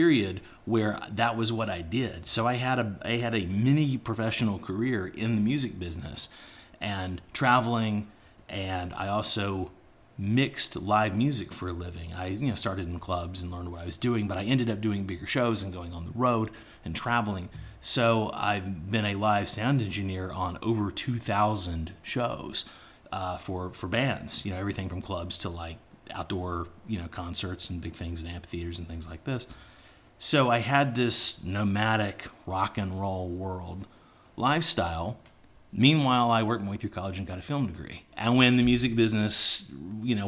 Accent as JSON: {"language": "English", "town": "Atlanta", "region": "Georgia", "country": "United States", "tie": "born or raised there", "also_born_or_lived": "Alabama / Los Angeles, United States", "moved": "as an adult", "lives_now": "China", "said": "I'm from Atlanta, and I have tons of friends back in Atlanta area"}